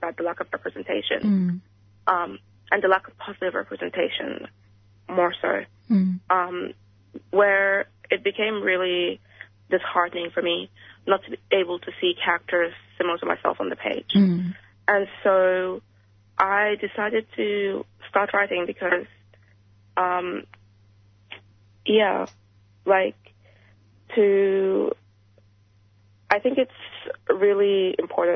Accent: Sudan; moved away; growing up in Sudan

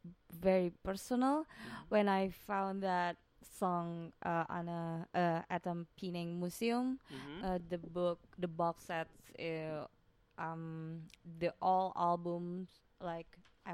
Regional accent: South Sumatra, Indonesia; English is a second language; also born or lived in West Java; now in Bandung, Indonesia; I grew up in Sumatra.

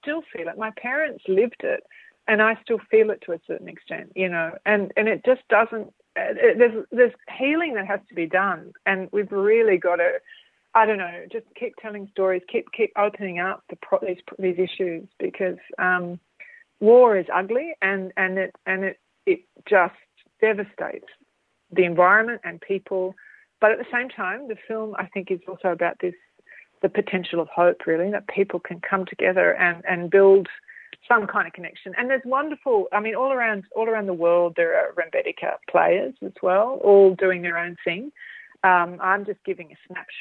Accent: Australia; I am really Australian. And being born here

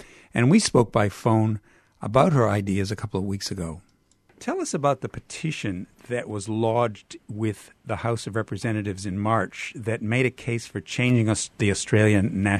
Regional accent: Canada; accent: Canadian; as you can tell from my accent, Canadian

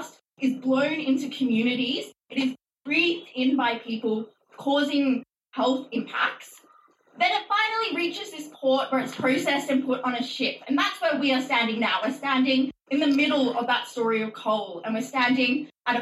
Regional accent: Mudgee, New South Wales, Australia; growing up in Mudgee

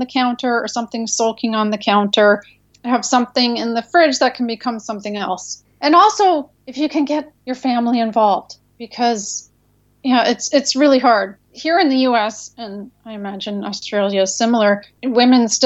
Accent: Canada; now in United States; We're Canadian, but we live in the U.S.

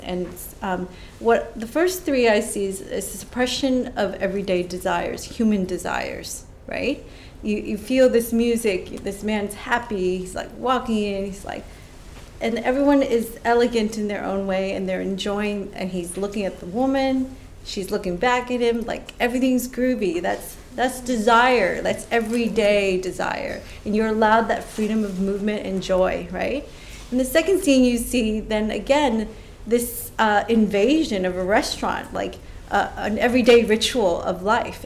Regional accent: United States; as an American

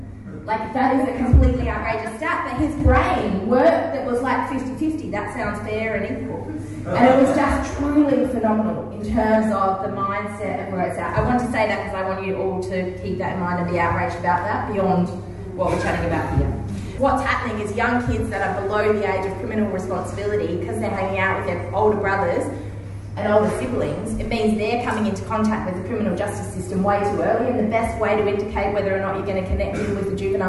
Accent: Adelaide, South Australia, Australia; I was born in Adelaide, and my mum's family is from what I like to call very working class Victoria

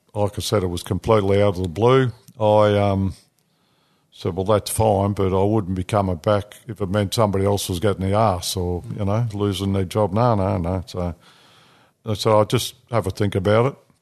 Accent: New South Wales, Australia; moved away; also born or lived in Northern Territory / Victoria; I was born in New South Wales

